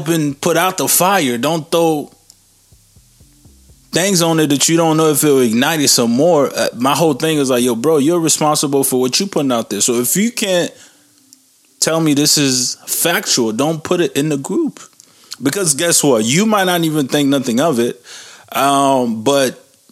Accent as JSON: {"language": "English", "country": "Canada", "said": "I'm Canadian"}